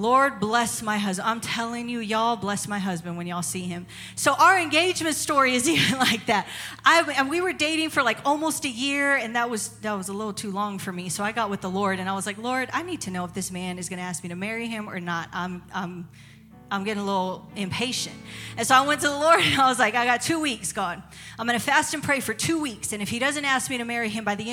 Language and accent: English; San Antonio, Texas, United States; moved away as an adult; now in Tennessee, United States; I'm from San Antonio, Texas. We're from San Antonio, Texas.